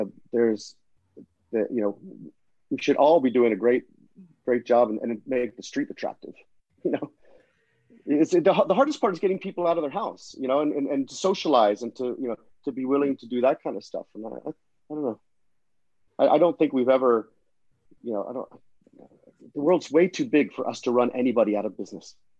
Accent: Florida, United States; now in London, United Kingdom; I grew up in Florida

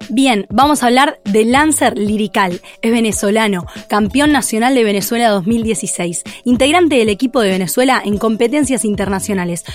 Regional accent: Uruguay; soy uruguaya

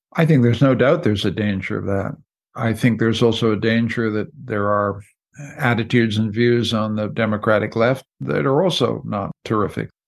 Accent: Canada; I'm a Canadian, I'm not an American

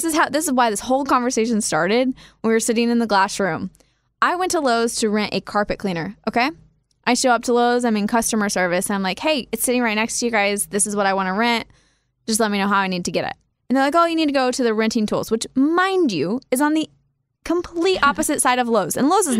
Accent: Kansas, United States; moved away as an adult; also born or lived in Wichita, Kansas / Manhattan, Kansas; now in Nashville, United States; how you and I growing up in Kansas and living there for so long

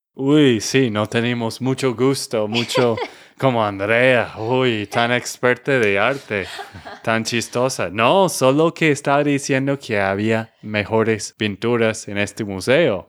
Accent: Texas, United States; de Texas, Estados Unidos

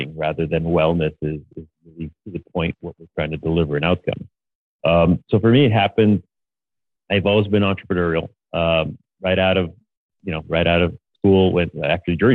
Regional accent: Montreal, Quebec, Canada; moved away; I'm from Montreal, but my factory is still in Montreal

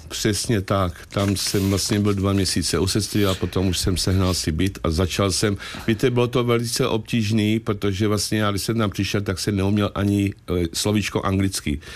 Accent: Czechia; moved away as an adult; also born or lived in South Africa; domov mám tady v Česku

